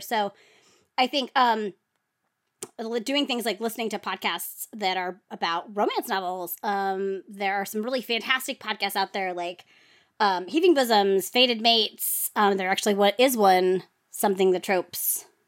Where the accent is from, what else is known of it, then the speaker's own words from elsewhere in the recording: New Jersey, United States; I was from New Jersey